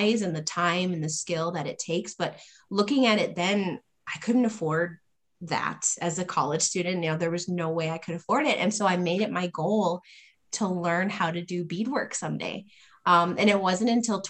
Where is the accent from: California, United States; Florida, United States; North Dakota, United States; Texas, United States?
North Dakota, United States; I grew up mostly around the Spirit Lake Nation and then up in the Turtle Mountains in North Dakota.